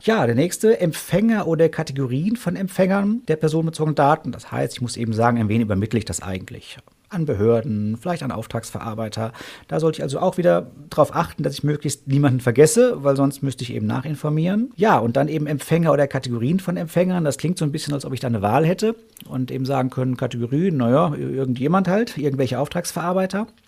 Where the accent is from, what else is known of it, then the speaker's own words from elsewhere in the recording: Paderborn, North Rhine-Westphalia, Germany; hier direkt in meiner Heimatstadt